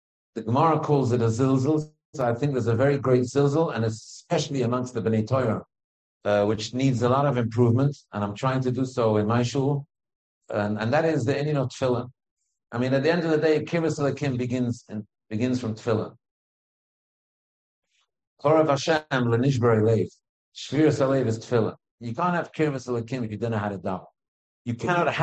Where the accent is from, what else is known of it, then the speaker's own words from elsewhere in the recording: United Kingdom; I'm British after all.